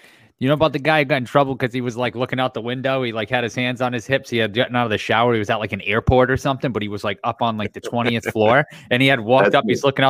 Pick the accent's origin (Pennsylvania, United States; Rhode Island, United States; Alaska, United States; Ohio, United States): Rhode Island, United States; Cranston; also born or lived in Coventry, Rhode Island; At Coventry, Rhode Island. I grew up in Cranston, and then moved to Coventry.